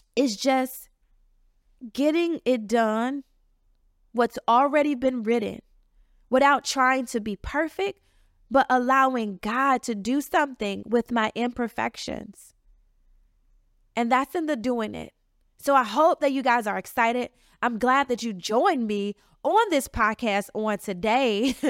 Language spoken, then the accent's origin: English; Chicago, Illinois, United States; moved away as an adult; now in Washington, D.C. area, United States; I'm from the south side of Chicago, but I've been in the D C area for the last nine years